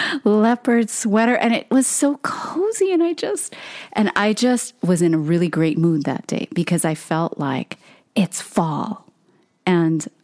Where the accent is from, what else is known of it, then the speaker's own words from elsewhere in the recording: Hawaii, United States; moved away; born and raised in Hawaii